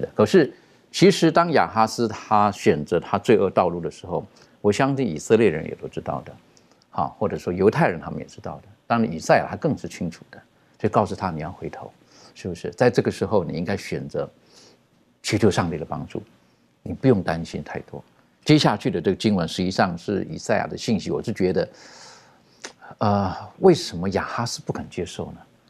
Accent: China; 当然，比如说我们呃，我们中国人，我们取名字，大概父母都有一些特殊的含义在这个里面

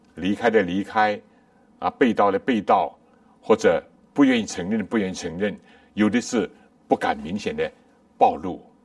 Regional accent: China; 我们中国人也有

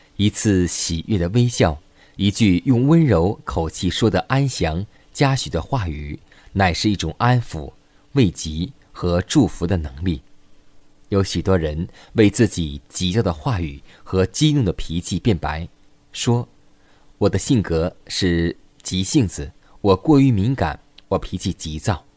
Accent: China; 我们中国人

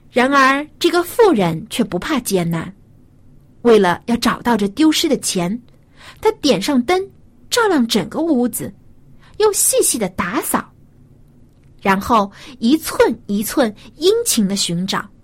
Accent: China; 我们中国人

